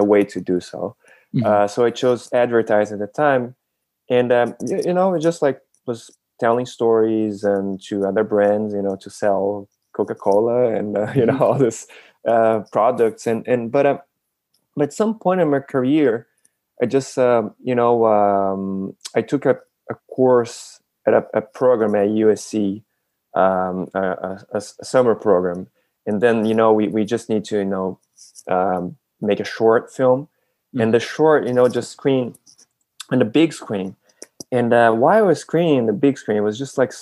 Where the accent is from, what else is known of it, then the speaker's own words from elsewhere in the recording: Brazil; I was born and raised in Brazil